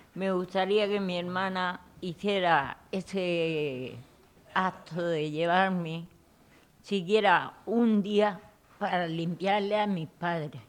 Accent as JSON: {"language": "Spanish", "town": "Puerto Lumbrera", "region": "Region of Murcia", "country": "Spain", "tie": "born or raised there", "moved": "yes", "said": "mi pueblo"}